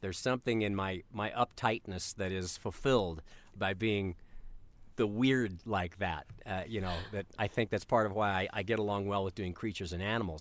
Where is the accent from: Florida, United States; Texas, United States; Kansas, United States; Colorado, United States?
Colorado, United States; I grew up in Colorado